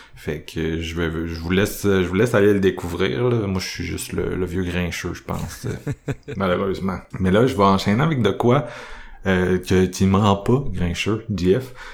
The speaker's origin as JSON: {"language": "French", "town": "Quebec City", "region": "Quebec", "country": "Canada", "said": "je viens de Québec."}